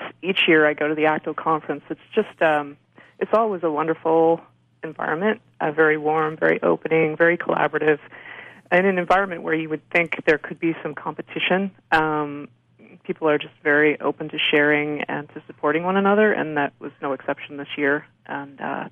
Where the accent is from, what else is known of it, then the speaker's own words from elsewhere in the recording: Canada; I'm white, I'm Canadian, I speak English